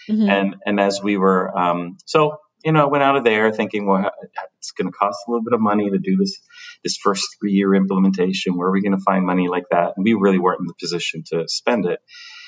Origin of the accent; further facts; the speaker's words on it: Dominican Republic; also born or lived in Paterson; I was born in Paterson, New Jersey. Mm-hmm. But I think that the reason that part of the story is so important is because when I was a child, we moved back to the Dominican Republic.